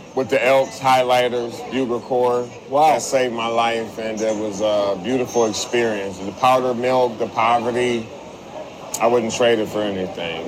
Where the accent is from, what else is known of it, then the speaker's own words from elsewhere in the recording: St. Paul, Minnesota, United States; I was born and raised in St. Paul